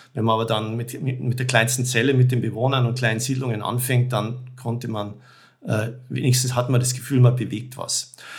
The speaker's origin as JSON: {"language": "German", "country": "Germany", "said": "ich komme da als Deutscher"}